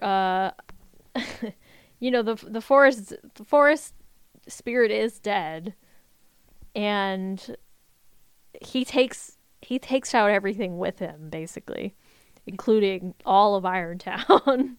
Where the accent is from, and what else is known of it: United States